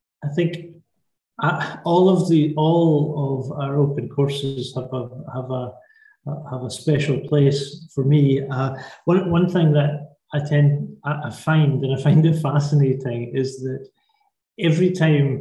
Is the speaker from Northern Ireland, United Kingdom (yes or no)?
no; Lundin Links, Scotland, United Kingdom; also born or lived in St Andrews; I was born in St. Andrews, I was brought up and still live in a village called London Links, which is about 10 miles from St. Andrews.